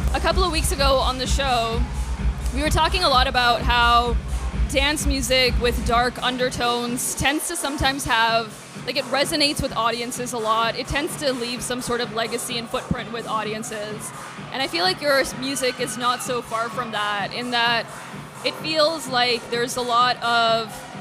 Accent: Toronto, Ontario, Canada; now in London, Canada; I'm originally from Toronto

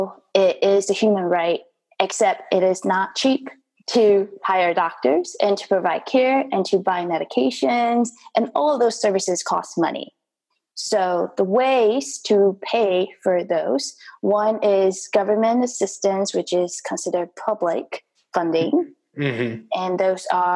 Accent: Taiwan; moved away as an adult; growing up in Taiwan

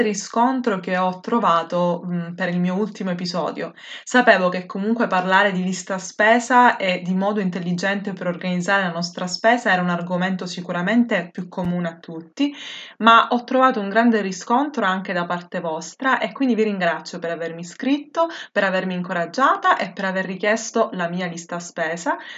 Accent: Sicily, Italy; della mia terra

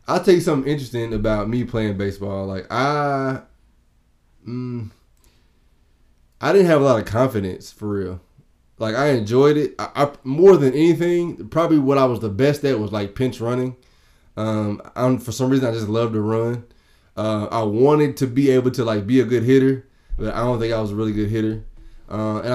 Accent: Danville, Kentucky, United States; I have to say Danville. Danville, Kentucky

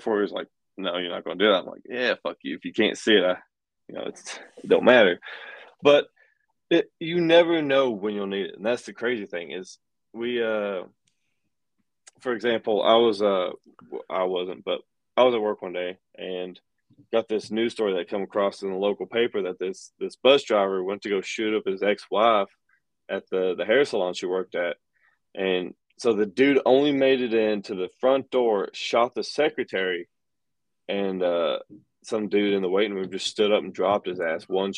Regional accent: Tennessee, United States; my home state of Tennessee

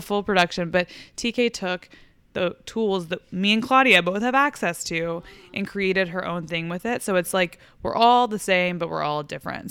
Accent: Fort Worth, Texas, United States; moved away; I go home to, like, Fort Worth

